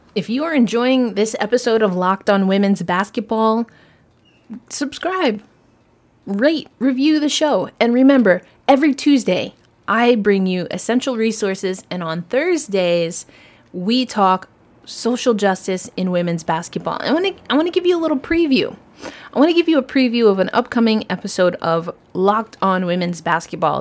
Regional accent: New York, United States; I'm a New Yorker.

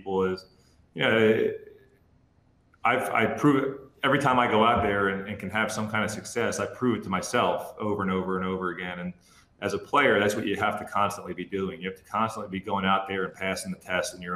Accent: New Jersey, United States; moved away; where I grew up down in South Jersey

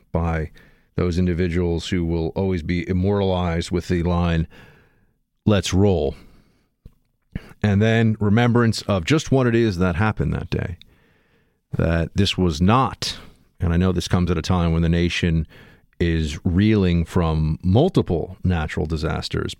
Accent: New York City, New York, United States; a kid growing up in New York

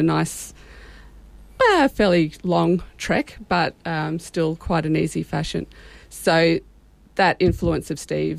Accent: Sydney, New South Wales, Australia; we grew up just down in Tarramurra

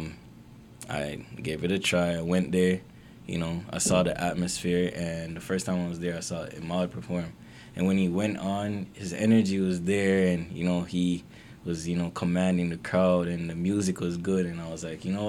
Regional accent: Manchester, Jamaica; moved away as an adult; now in Canada; I was born and raised in Manchester, Jamaica. So I'm Jamaican

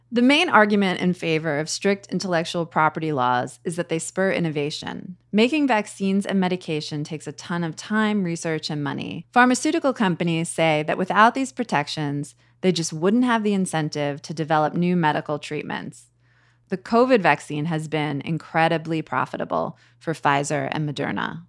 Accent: United States; as an American

